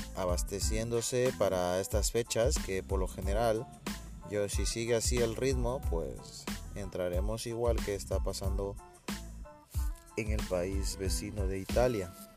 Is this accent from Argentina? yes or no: no; Ecuador; yo soy de Ecuador